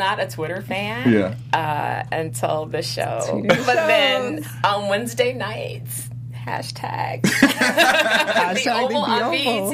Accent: Detroit, Michigan, United States; moved away; I am from Detroit.

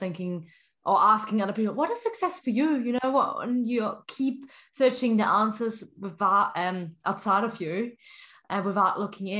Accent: Germany; I come from Germany

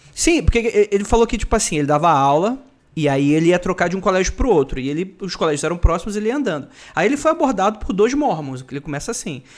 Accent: Rio de Janeiro, Brazil; moved away as an adult; now in São Paulo, Brazil; eu sou da, eu sou da CDD, né? Sou da Cidade de Deus, Rio de Janeiro

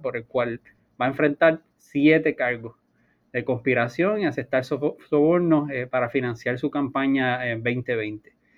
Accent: Puerto Rico; nosotros tenemos la tendencia como puertorriqueños

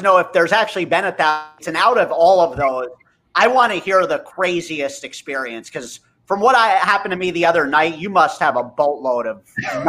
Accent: Watchung, New Jersey, United States; We grew up in Watchung, like 35 minutes west of the city.

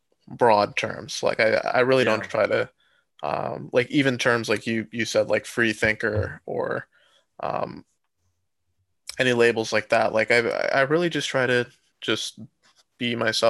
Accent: United States; American, in the sense that I'm American. Like, I've been here my whole life, grew up here, I'm a citizen, but my household is like Pakistani American

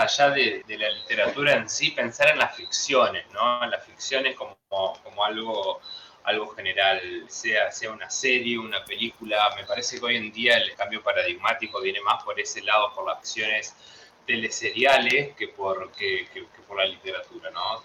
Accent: a town near Paraná, Entre Ríos, Argentina; yo no nací en Camp nací en un, pueblo acá cerca

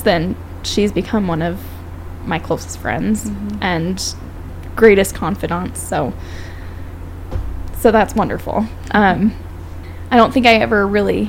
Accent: Phoenix, Arizona, United States; moved away; I'm from Phoenix

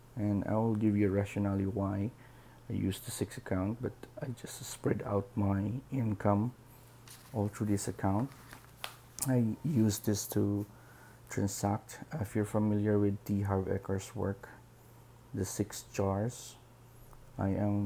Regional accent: Philippines; I'm a Filipino. I live in the Philippines for a long time

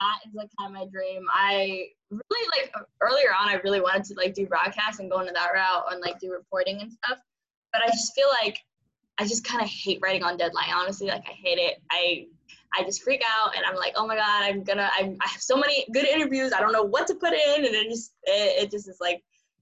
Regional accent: San Francisco, California, United States; first language Cantonese; English is a second language; moved away as an adult; now in Phoenix, United States; growing up in San Francisco

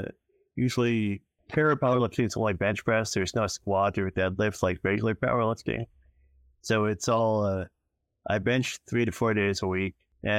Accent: North Bay, Ontario, Canada; I grew up in North Bay.

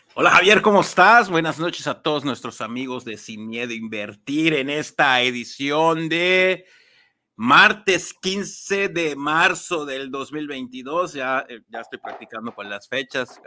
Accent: Mexico City, Mexico; yo nací en Ciudad de México, con una familia de, de, Ciudad de México

